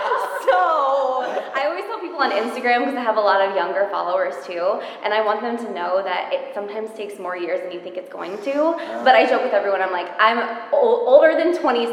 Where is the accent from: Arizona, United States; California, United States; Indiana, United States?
Indiana, United States; moved away as an adult; now in New York, United States; I'm from Indiana